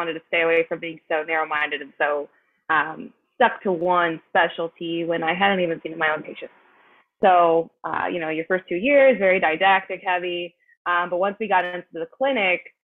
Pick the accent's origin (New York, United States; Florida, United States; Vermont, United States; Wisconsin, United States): New York, United States; Rochester; moved away as an adult; also born or lived in Buffalo, New York / Nashville, Tennessee; now in New York City, United States; I am originally from Rochester, New York.